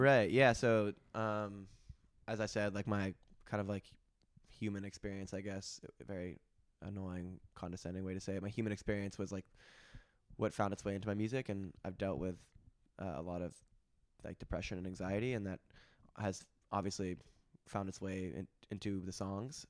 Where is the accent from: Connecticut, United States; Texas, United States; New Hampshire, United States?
New Hampshire, United States; Hanover; also born or lived in Stratford, Vermont; I grew up in Stratford, Vermont, in Hanover, New Hampshire.